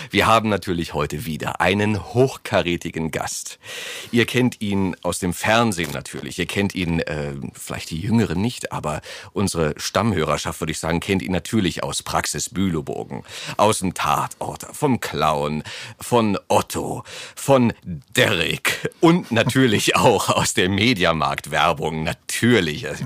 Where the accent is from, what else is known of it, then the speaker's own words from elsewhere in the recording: Germany; Wir sind so als Deutsche äh, so daran gewöhnt, dass alles alles für uns geregelt wird, habe ich oftmals das Gefühl.